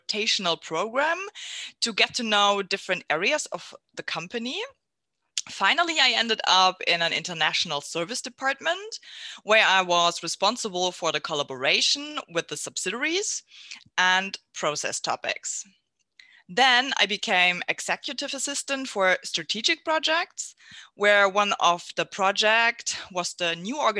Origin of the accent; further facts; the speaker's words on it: Southern Germany, Germany; also born or lived in near Düsseldorf; now in Mönchengladbach, Germany; I'm from Germany, born and raised in the south, and now I'm living near Düsseldorf.